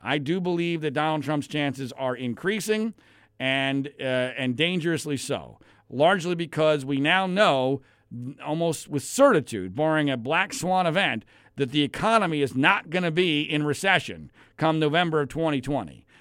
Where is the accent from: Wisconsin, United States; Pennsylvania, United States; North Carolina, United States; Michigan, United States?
Pennsylvania, United States; Philadelphia; now in Los Angeles, United States; as a kid growing up in Philadelphia, Pennsylvania